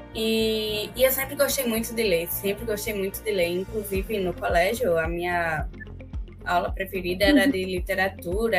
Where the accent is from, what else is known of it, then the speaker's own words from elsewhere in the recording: Recife, Pernambuco, Brazil; eu sou recifense